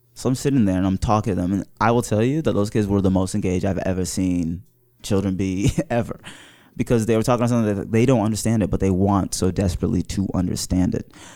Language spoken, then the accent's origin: English; Wooster, Ohio, United States; also born or lived in Mauritania; I was, uh, raised in Worcester, Ohio